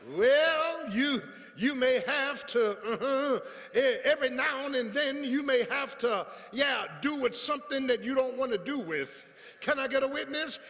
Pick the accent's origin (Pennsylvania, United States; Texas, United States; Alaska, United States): Pennsylvania, United States; Philadelphia; moved away as an adult; I grew up in South Philly with tar and pavement.